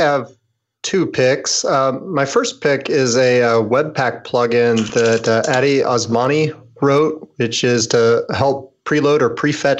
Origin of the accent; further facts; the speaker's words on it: Kansas City, Missouri, United States; my hometown conference, which is KCDC, Kansas City Developers Conference.